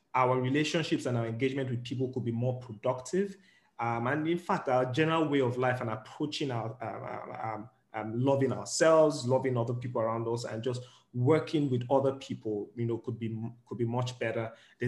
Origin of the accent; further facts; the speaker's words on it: Nigeria; I'm speaking largely from the point of view of being in Nigerian, is that there's more open-mindedness here. And one of the important things, especially as Nigerians, that you need to come to the table with is an open mind.